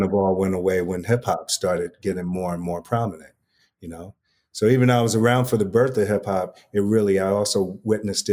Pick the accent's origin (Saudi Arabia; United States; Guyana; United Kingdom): United States; New York City, New York; also born or lived in Upper West Side, New York City; I grew up in Harlem across the street from Kumo D